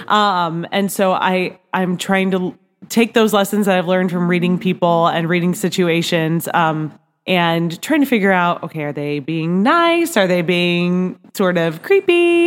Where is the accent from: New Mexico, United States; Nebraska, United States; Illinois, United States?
Nebraska, United States; now in Kansas City, United States; I grew up in Nebraska